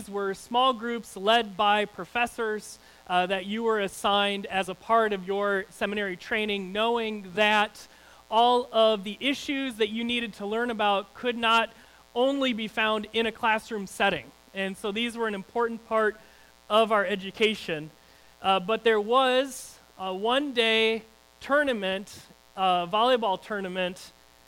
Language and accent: English; Lake Michigan, Midwest, United States; in my hometown, being on Lake Michigan, you'd play a lot of beach volleyball